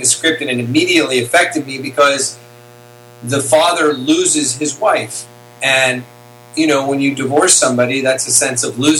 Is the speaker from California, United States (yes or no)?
yes; Santa Monica, California, United States; also born or lived in Hollywood, California; I was born in 1971 in Santa Monica, California.